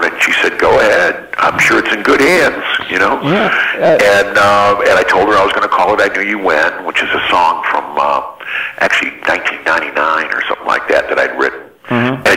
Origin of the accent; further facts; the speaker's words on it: Ann Arbor, Michigan, United States; also born or lived in Detroit, Michigan; I was from Detroit, you know, and, and via Ann Arbor, where I grew up. I moved there when I was five.